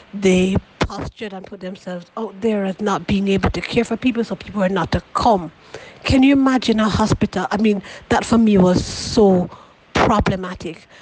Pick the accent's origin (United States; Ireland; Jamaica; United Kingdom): Jamaica; I've been shaped as a Jamaican person